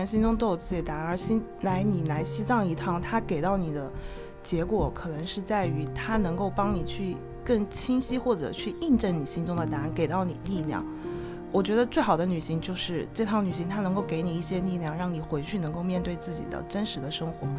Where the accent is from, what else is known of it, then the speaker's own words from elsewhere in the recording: Hubei, China; 对我是湖北人，就是今年刚好疫情期间，我就在武汉那边被迫隔离了六十天的时间。